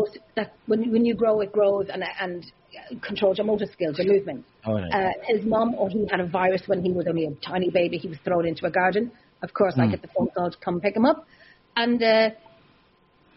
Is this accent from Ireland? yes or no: yes; Ireland; I'm Irish